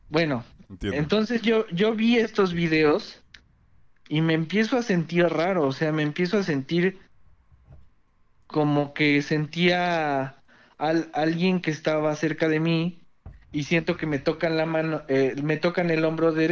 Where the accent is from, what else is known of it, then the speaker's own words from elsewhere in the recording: Mexico City, Mexico; De la Ciudad de México.